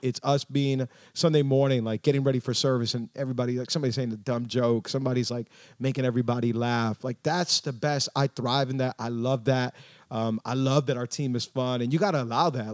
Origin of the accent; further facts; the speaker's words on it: Miami, Florida, United States; first language English; I was born and raised in Miami.